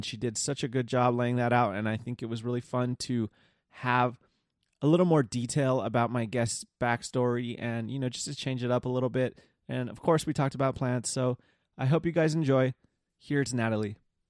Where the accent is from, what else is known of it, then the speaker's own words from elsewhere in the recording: Philippines; somebody of a different culture than myself, being that I'm Filipino.